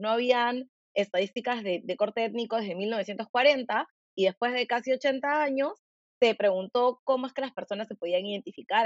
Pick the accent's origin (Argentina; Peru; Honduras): Peru